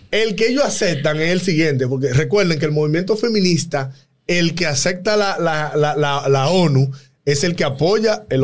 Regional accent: Dominican Republic; Aquí en República Dominicana

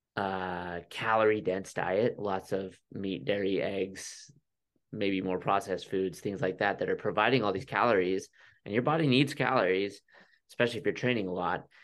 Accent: Utah, United States; also born or lived in Flagstaff, Arizona; last July we moved back to Utah. We're both from Utah

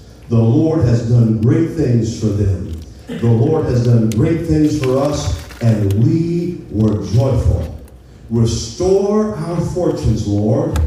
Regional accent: Appalachia, United States; We grew up in Appalachia singing songs, and we understood that the God of the mountain is the God of the valley.

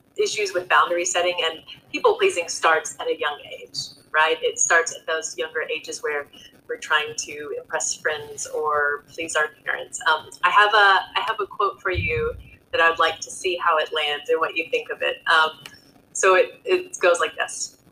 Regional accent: Texas, United States; I'm a Texan

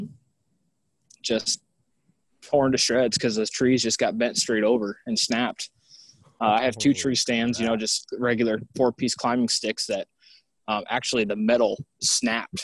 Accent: Cedar Rapids, Iowa, United States; now in Springville, United States; I'm from Cedar Rapids, Iowa. I live in Springville, Iowa now, which is just east of Cedar Rapids.

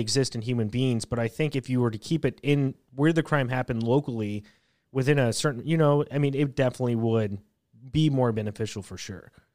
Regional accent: United States; being an American

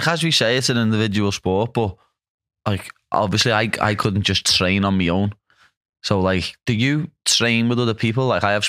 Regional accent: Liverpool, North West England, United Kingdom; So obviously, lad, I'm from Liverpool, lad.

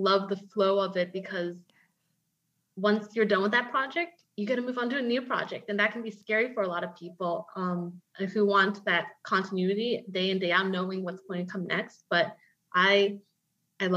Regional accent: Atlanta, Georgia, United States; moved away as an adult; also born or lived in Houston, Texas; I grew up in Atlanta, Georgia

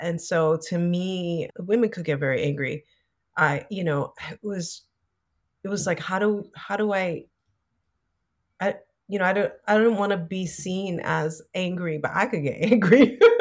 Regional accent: New York City, New York, United States; growing up in the Bronx

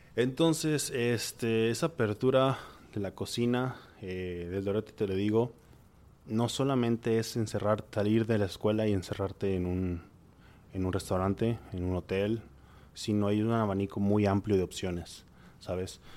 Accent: Monterrey, Nuevo León, Mexico; soy de Monterrey

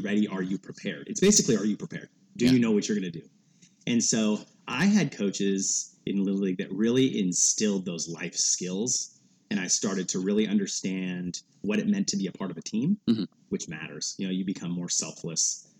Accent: Portland, Oregon, United States; growing up in Portland

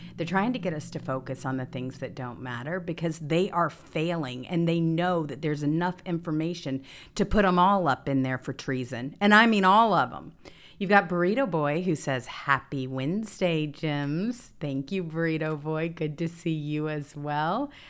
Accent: Mississippi, United States; Growing up in Mississippi

